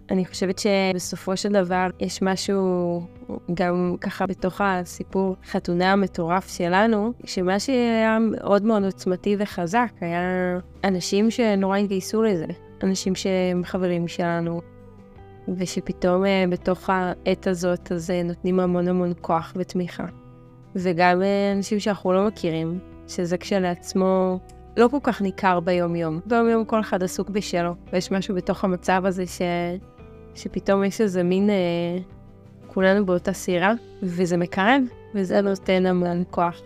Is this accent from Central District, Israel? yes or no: no; Mevaseret Zion, Jerusalem District, Israel; now in Kibbutz Dan, Israel; במקור אני ממבשרת ציון